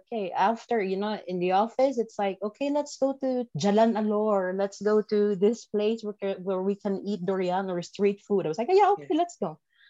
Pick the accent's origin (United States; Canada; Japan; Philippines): Philippines; English is a second language; My childhood, fondest memory of my childhood, because we are from a village. I remember that our streets are not paved and not cement. It's just like, it's dirt road.